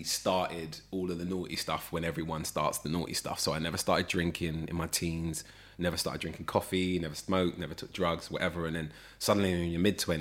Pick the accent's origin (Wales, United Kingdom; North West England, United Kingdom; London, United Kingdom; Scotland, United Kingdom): London, United Kingdom; We grew up in Holloway in North London